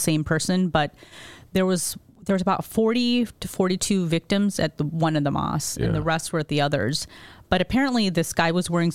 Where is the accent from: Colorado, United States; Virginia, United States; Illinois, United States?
Illinois, United States; Lincolnwood; I grew up in Lincolnwood, which is a suburb right outside of Chicago